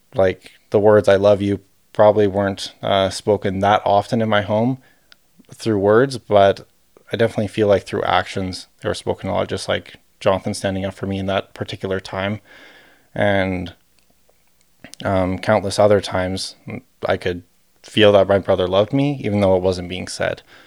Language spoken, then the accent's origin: English; Calgary, Alberta, Canada; We're both from Calgary